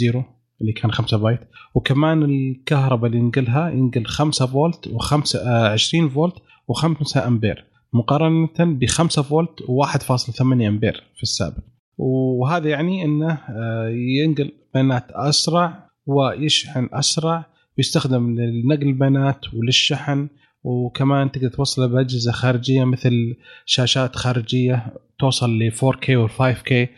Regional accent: Eastern Province, Saudi Arabia; انا من الشرقيه

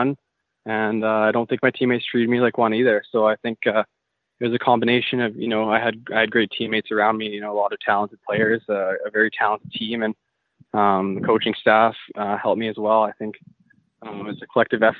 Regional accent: White Rock, British Columbia, Canada; also born or lived in Maple Ridge, British Columbia; I grew up in White Rock, British Columbia, so just down by the ocean there

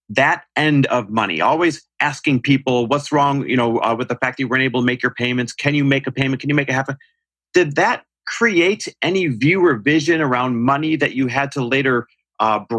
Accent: Kentucky, United States; now in Franklin, United States; Where'd you grow up? Uh, Kentucky. And where do you live now? Uh, Franklin, Tennessee

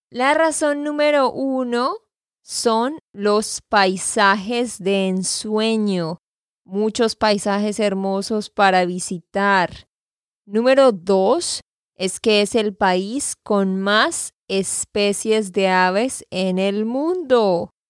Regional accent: Santander, Colombia; de Santander, Colombia.

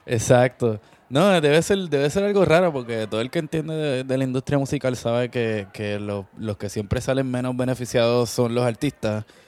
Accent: Puerto Rico; de pequeño, pues sí, tú sabes, creciendo en Puerto Rico

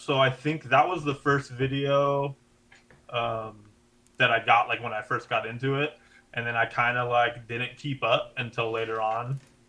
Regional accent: Gardena, California, United States; I'm in Gardena. I've been in Gardena forever. Mm-hmm. So Gardena is like, next to Carson, next to Torrance, I guess Compton would be a bordering city, like 10 minutes from Long.

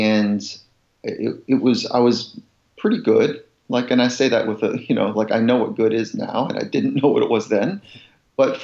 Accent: Southern California, United States; also born or lived in Virginia; I grew up in Southern California and, I didn't really fit here because I was born on a farm in Virginia

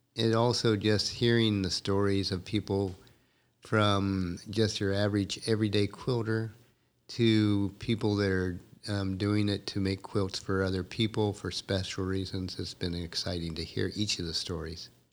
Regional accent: Ohio, United States; I was raised in more on the East Coast and was born and raised in Ohio

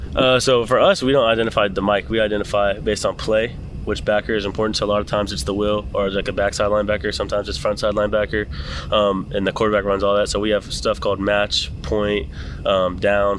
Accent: Canton, Georgia, United States; now in Nashville, United States; I'm from Georgia, Canton, Georgia.

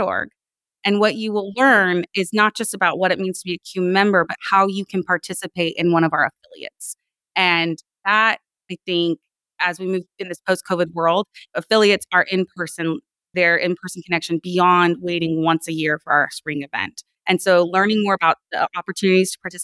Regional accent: Sacramento, El Dorado County, California, United States; So in sixth grade, my family, we moved from Sacramento, which was like a city environment, up to a rural environment. We moved into El Dorado County

